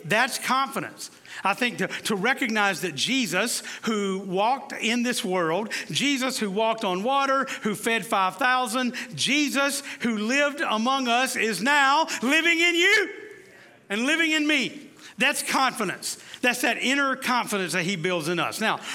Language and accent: English; the South, United States; I'm from the South